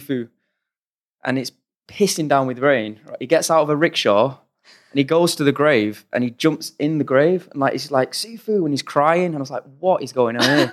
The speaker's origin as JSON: {"language": "English", "town": "Oldham", "region": "North West England", "country": "United Kingdom", "tie": "born or raised there", "said": "we grew up in Oldham, in Manchester, on the sort of outskirts of Manchester"}